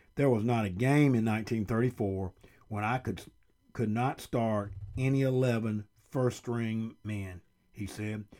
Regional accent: Brewton, Alabama, United States; When I was growing up in Bruton, and I was a very young, five, six, seven years old in the early sixties

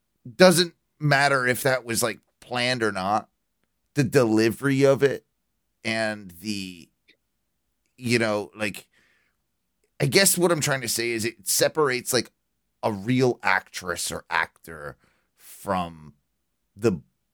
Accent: United Kingdom; I'm British

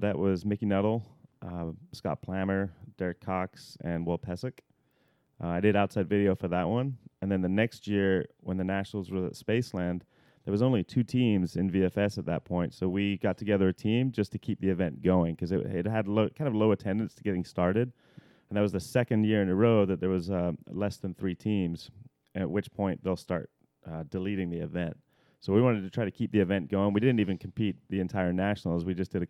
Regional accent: England, United Kingdom; now in United States; I was part of the British national team because I'm English originally

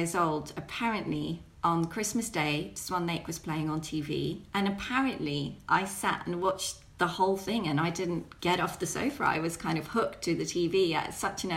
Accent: Belgium; I grew up in Belgium

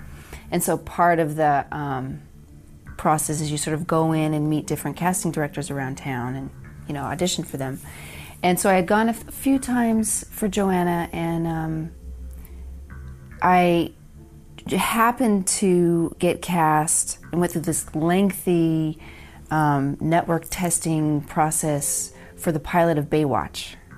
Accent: Reno, Nevada, United States; now in Hollywood, United States; I was fresh from Reno, Nevada, and just come to Hollywood wanting to be an actress.

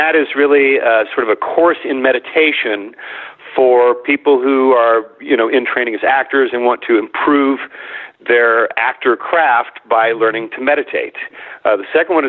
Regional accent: Midwest, United States; I grew up in the Midwest

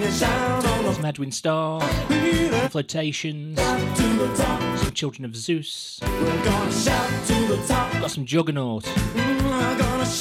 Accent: Stoke-on-Trent, West Midlands, United Kingdom; I'm still from Stoke.

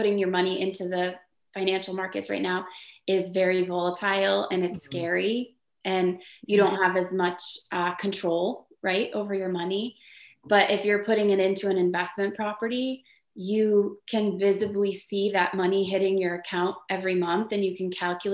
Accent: Atkinson, New Hampshire, United States; I'm from Atkinson

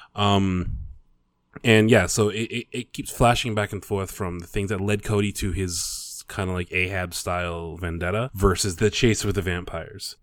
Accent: Canada; I'm Canadian.

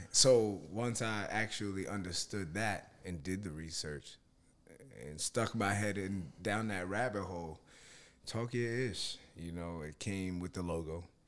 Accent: Yonkers, New York, United States; we're both from Yonkers, so both of our families know each other

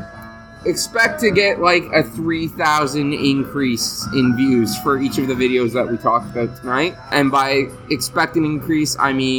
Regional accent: Canada; we're Canadian

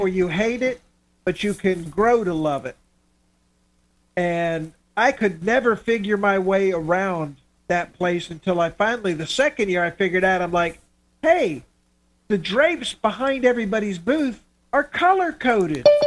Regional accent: Miami, Florida, United States; moved away; I grew up in Miami

